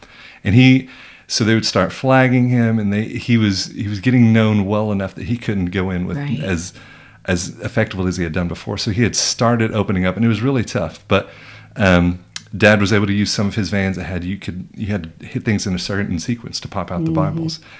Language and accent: English; Germany; So my parents are missionaries. I grew up in Germany.